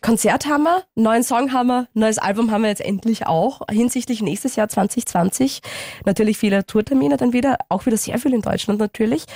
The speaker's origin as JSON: {"language": "German", "region": "Styria", "country": "Austria", "said": "als Steirerin"}